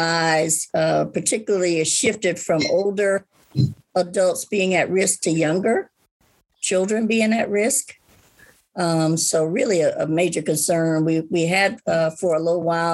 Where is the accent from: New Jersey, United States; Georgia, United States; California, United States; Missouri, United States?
Georgia, United States; Atlanta; now in Alabama, United States; I'm originally from Atlanta, the ATL, beautiful ATL